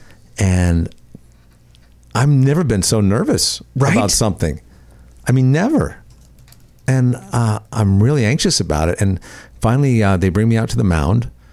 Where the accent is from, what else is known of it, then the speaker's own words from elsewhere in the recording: Bridgeport, Connecticut, United States; I grew up in Connecticut